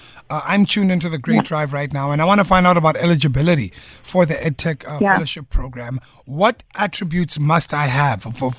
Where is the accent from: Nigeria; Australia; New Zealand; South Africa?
South Africa; As a South African